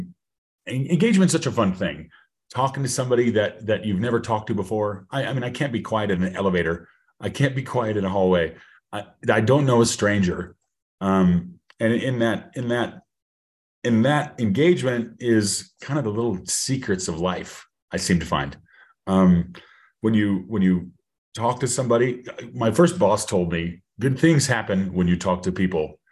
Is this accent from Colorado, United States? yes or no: yes; Colorado, United States; I'm from Colorado. I'm a native of Colorado. Love it here